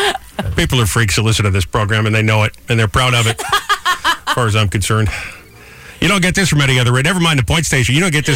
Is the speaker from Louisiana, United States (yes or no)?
no; Rhode Island, United States; now in New Jersey, United States; my home state of Rhode Island